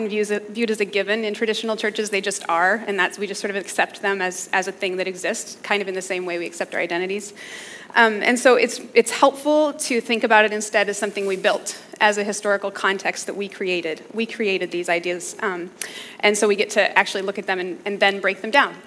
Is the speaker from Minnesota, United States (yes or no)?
yes; Minneapolis, Minnesota, United States; I'm from Minneapolis, so I'm kind of a Midwest girl